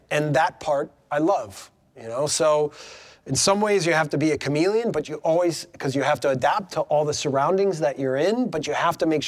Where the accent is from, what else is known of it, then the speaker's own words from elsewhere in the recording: Wisconsin, United States; moved away; I'm from Wisconsin